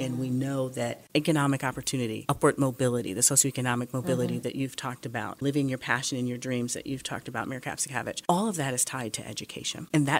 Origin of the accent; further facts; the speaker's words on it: Detroit, Michigan, United States; now in Toledo, United States; I'm not native to Toledo. I grew up in Detroit. But what Toledo has represented for me is opportunity. What Ohio has represented is opportunity. I came here to go to school.